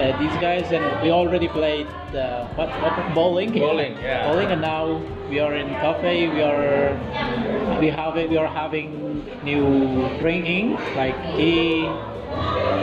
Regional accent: Afghanistan; moved away as an adult; now in Indonesia; I'm from Afghanistan. It has been about near 8 months that I'm here in Indonesia.

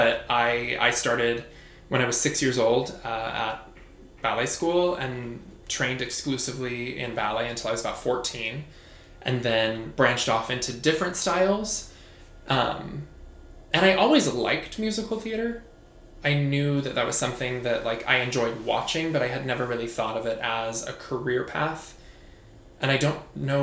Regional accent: Boise, Idaho, United States; moved away as an adult; also born or lived in Utah / Los Angeles / New York; I'm from Boise. I grew up dancing there through high school

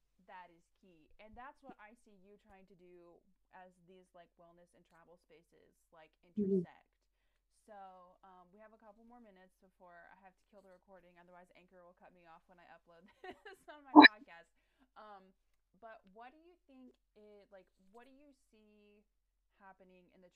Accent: United States; I just embraced the stupid American stereotype while I was overseas

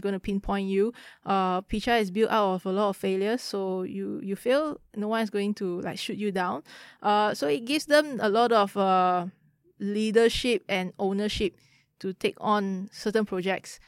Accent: Kuala Lumpur, Malaysia; I grew up in K L.

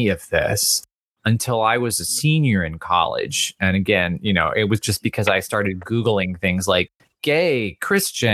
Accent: the South, United States; I grew up in the South

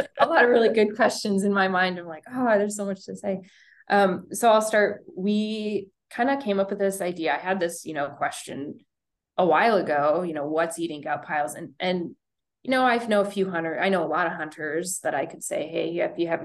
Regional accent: Idaho, United States; moved away; also born or lived in Minnesota; I grew up in Idaho

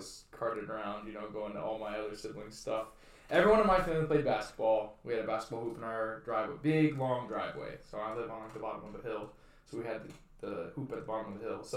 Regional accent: San Antonio, Texas, United States; I'm from San Antonio, but I went to a small like Christian school

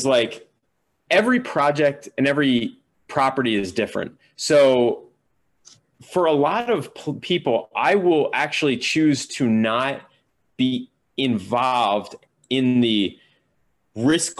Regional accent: Pennsylvania, United States; moved away as an adult; now in New York, United States; Pennsylvania where I grew up

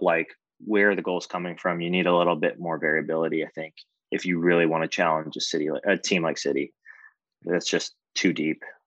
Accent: Jamaica; I'm Jamaican

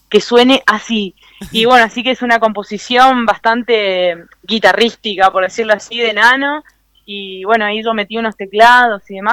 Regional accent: Formosa, Argentina; now in Córdoba, Argentina; estamos unidos los formoseños.

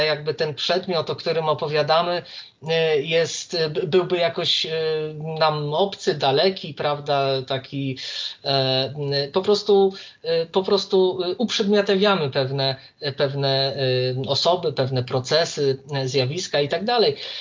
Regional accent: Warsaw, Masovian Voivodeship, Poland; jestem z Warszawy

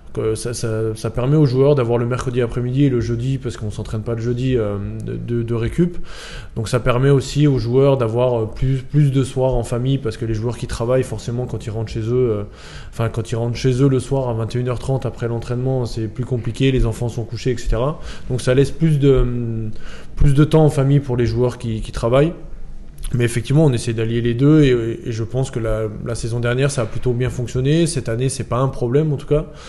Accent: Chalon-sur-Saône, Bourgogne-Franche-Comté, France; now in Nîmes, France; je viens de Chalon-sur-Saône

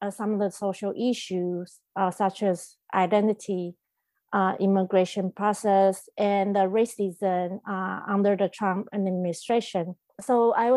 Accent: Taiwan; moved away as an adult; also born or lived in Taipei / Boston; now in Brooklyn, United States; I was originally from Taiwan and now based in Brooklyn, New York. And I've been living in the US for almost 16 years

